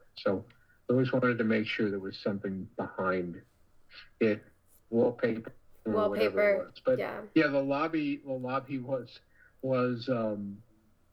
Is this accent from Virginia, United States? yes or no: no; New York, United States; I grew up in New York